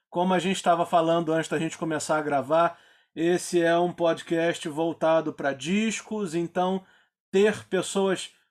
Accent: Rio de Janeiro, Brazil; eu morava na Urca, fui criado

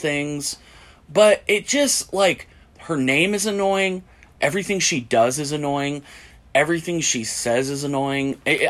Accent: Portland, United States; now in Asheville, United States; I'm from Portland.

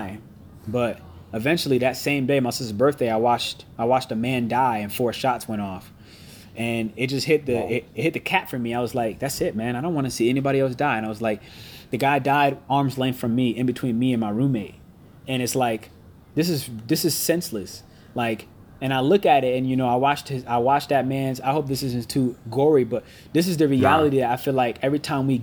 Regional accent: Connecticut, United States; I'm from Connecticut, which is 6 hours away, and 2 hours from New York

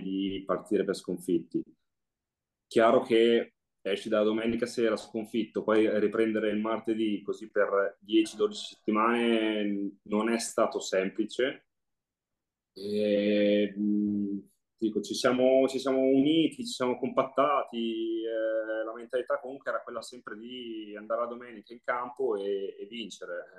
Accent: Forlì, Emilia-Romagna, Italy; giornale che era delle mie parti di Forlì

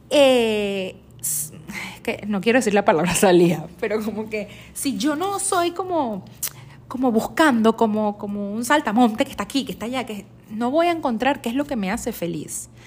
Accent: Venezuela; now in United States; Yo cuando salí de, de, Estados, eh, de Venezuela a Estados Unidos, yo me fui a Miami, yo llegué a la ciudad de Miami y nunca me imaginé que me iba a mudar tanto

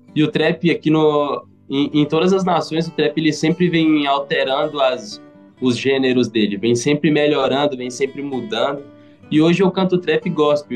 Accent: interior of Minas Gerais, Brazil; Eu sou de Minas, né? Sou do interior de Minas

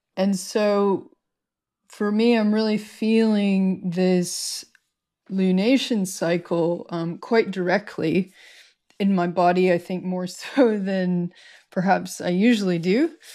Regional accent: United States; I've returned to my home state

